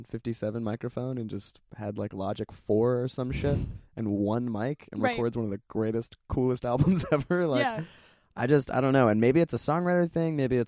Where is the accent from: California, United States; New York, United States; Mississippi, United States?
California, United States; Orange County, Southern; moved away as an adult; now in Los Angeles, United States; I was born and raised in Southern California.